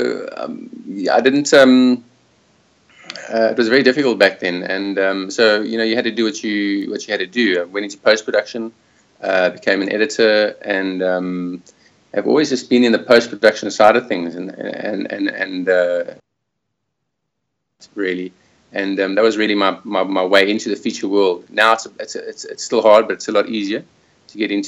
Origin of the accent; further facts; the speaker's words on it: Johannesburg, Gauteng, South Africa; moved away as an adult; also born or lived in Springs / Cape Town; now in Australia; I am originally from Johannesburg, born in Springs, which is deep south, south of Joburg, and then moved to Cape Town about 20 years, going on 20 years ago